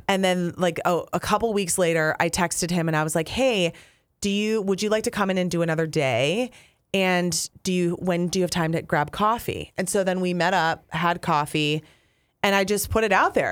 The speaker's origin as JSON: {"language": "English", "town": "Apple Valley", "region": "Minnesota", "country": "United States", "also_born_or_lived": "Wisconsin / Duluth / Green Bay", "moved": "as an adult", "said": "we're both from Apple Valley."}